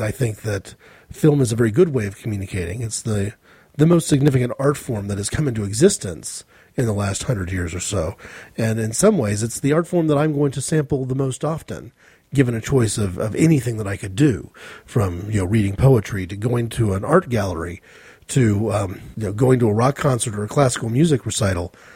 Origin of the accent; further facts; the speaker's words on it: United States; I'm an American.